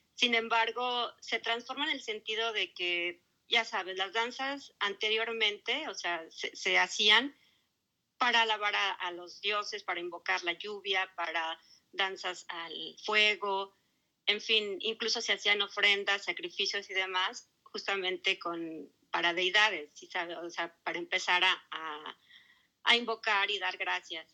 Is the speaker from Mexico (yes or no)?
yes; Mexico; now in Melbourne, Australia; la mayoría somos mexicanos